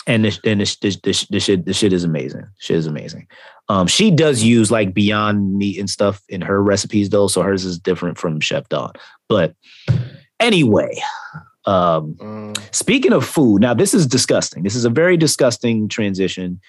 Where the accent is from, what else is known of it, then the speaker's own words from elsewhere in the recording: Jamaica; being Jamaican